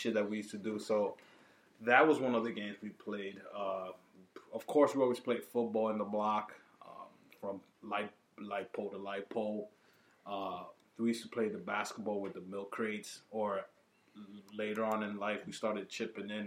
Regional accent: New York City, New York, United States; growing up in the Heights

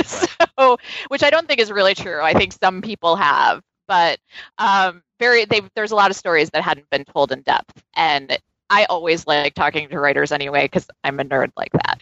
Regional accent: New York City, New York, United States; a New Yorker

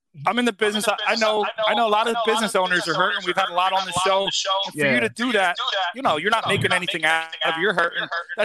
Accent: Deptford, New Jersey, United States; I grew up over in South Jersey.

